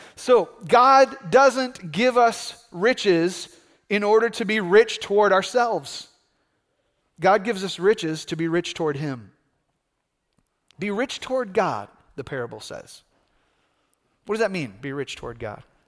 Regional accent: United States; here as American Christians

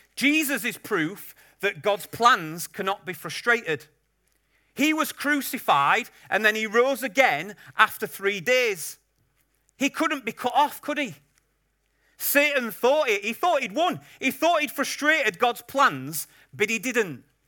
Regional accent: Yorkshire and the Humber, United Kingdom; I'm a Yorkshireman

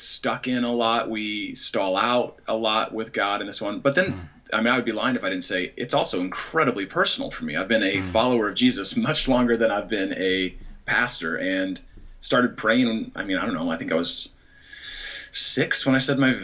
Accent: San Francisco Bay Area, California, United States; moved away as an adult; now in Chicago, United States; I grew up actually in the San Francisco Bay Area, and spent first half of my life there

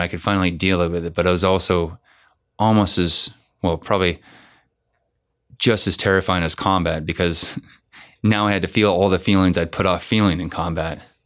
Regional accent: Bay Area, California, United States; it was nice to be back in the Bay Area

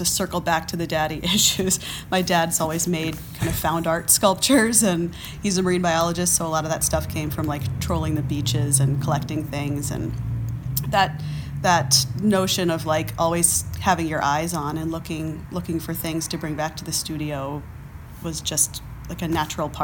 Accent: Frederick, Maryland, United States; born or raised there; also born or lived in Maine / Boston / New York; now in Kent, Ohio, United States

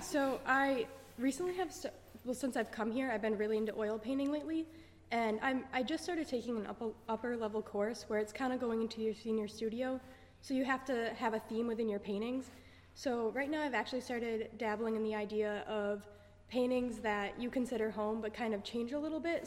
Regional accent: New York, United States; moved away as an adult; I'm from New York

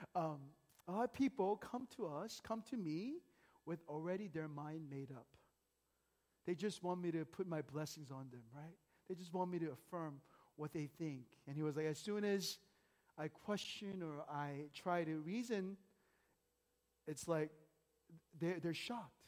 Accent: United States; growing up in America

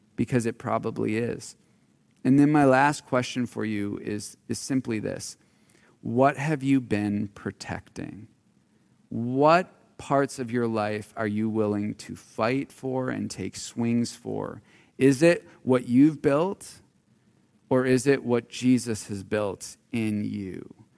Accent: Marinette, Wisconsin, United States; I grew up in Marinette, Wisconsin.

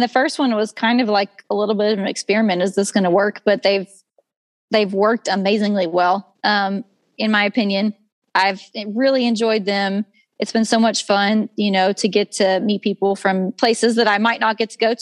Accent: Dorchester, Texas, United States; my hometown, which is more like a village. It's a ranching community

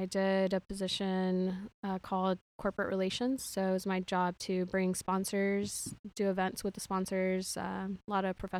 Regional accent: Houston, Texas, United States; I'm from Houston, born and raised. I've been here all of my life except for 1 year when I went to Los Angeles for school. I then transferred back to U of H, so that's where I graduated from.

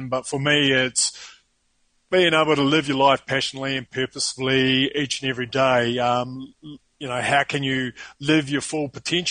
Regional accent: New Zealand; accent: New Zealand; moved away as an adult; now in Sao Paulo, Brazil; It's actually a New Zealand accent.

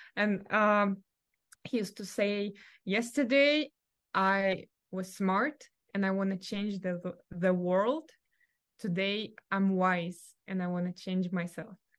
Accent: Russia; English is a second language; moved away as an adult; now in California, United States; growing up in Russia

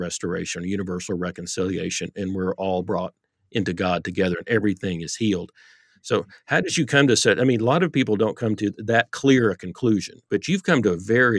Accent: Texas, United States; Yeah, when I was growing up, I grew up in Texas in the Bible Belt. And so I'm coming of age in the 70s

